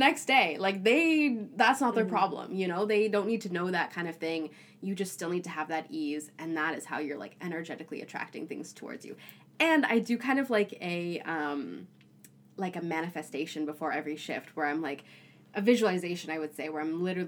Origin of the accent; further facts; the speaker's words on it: Toronto, Ontario, Canada; moved away as an adult; now in Vancouver, Canada; I grew up in Toronto